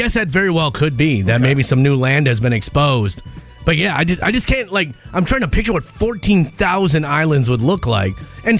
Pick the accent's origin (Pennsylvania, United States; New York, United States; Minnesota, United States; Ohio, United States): Minnesota, United States; I think because I grew up in Minnesota.